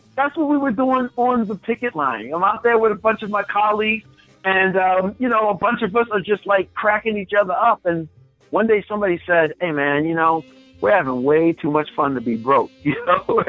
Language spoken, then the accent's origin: English; Baltimore, Maryland, United States; moved away as an adult; also born or lived in Florida; I'm from Baltimore, Maryland